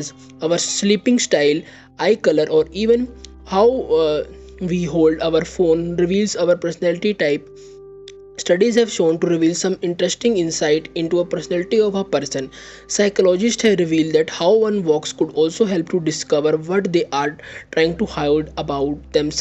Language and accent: English; India; I am from India